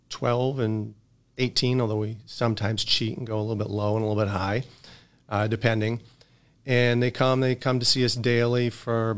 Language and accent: English; Massachusetts, United States; moved away as an adult; also born or lived in Saba / Connecticut; now in New Hampshire, United States; I grew up in Massachusetts